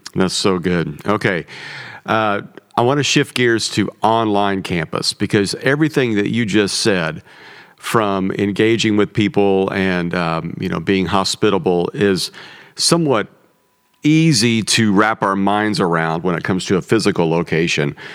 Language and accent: English; Midwest, United States; the food I grew up on in the Midwest